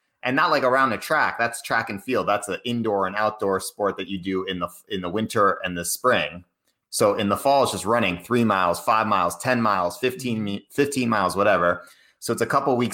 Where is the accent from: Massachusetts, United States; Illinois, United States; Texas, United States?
Massachusetts, United States; Cambridge; I grew up in Cambridge, Massachusetts